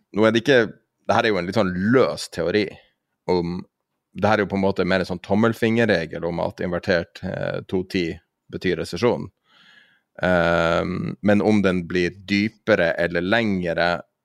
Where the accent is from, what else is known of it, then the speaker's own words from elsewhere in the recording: Tromsø, Troms, Norway; I Tromsø, der jeg er fra